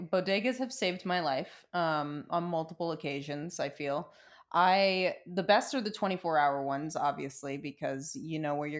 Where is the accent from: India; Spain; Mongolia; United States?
United States; New York City, New York; moved away as an adult; also born or lived in Queens; now in Los Angeles, United States; so that was where I lived in Queens, but there was a bodega by my house where I grew up in Brooklyn.